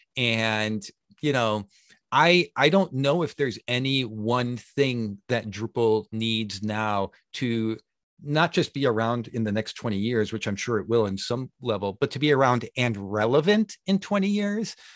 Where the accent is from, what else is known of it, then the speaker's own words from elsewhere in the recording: Chicago, Illinois, United States; moved away as an adult; now in Sweden; Chicago is my hometown